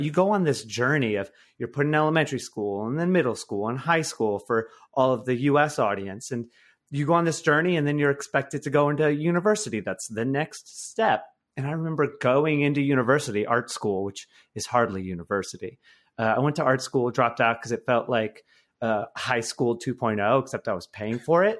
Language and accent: English; Michigan, United States; my life now is a complete one eighty from my life, uh, growing up in Michigan